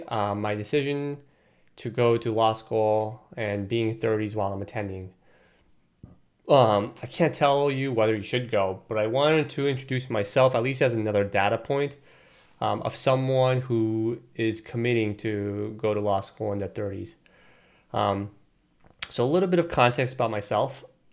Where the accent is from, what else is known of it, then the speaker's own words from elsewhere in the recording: Brazil; moved away as an adult; also born or lived in Korea; now in United States; I was born in Korea, but I moved to Brazil when I was two. And I grew up there, attending an American school while growing up in a Korean household. And while all while being in a Brazilian culture and environment.